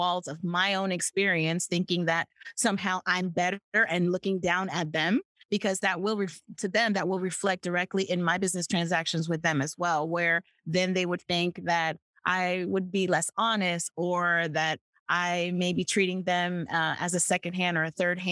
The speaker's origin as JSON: {"language": "English", "country": "United States", "first_language": "English", "said": "As an American, we live in a Disney bubble"}